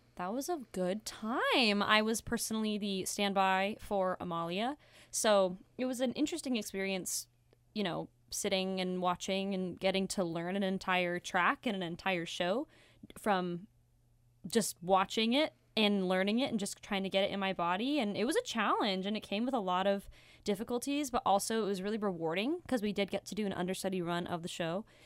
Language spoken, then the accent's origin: English; Las Vegas, Nevada, United States; moved away; I am from Las Vegas, Nevada.